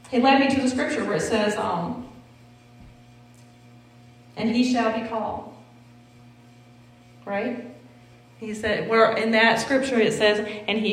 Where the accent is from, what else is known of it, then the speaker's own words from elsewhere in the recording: the South, United States; accent: southern; that's my southern accent